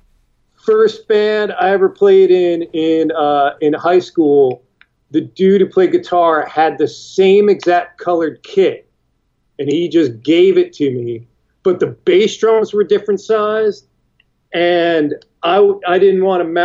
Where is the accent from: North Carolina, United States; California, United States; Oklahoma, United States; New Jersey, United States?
New Jersey, United States; Parsippany; I grew up in Parsippany, which is, like, maybe 30 minutes outside of New York City.